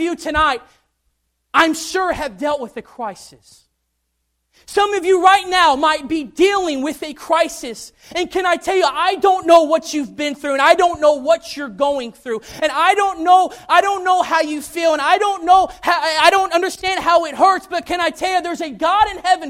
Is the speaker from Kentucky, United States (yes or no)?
yes; Kentucky, United States; also born or lived in Tennessee; I had grown up in Kentucky. I was born in Tennessee, but I had grown up in Kentucky